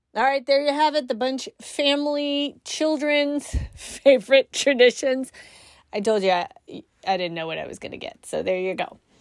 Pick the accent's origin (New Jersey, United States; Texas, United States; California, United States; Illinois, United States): California, United States; moved away; also born or lived in Midwest; I grew up in California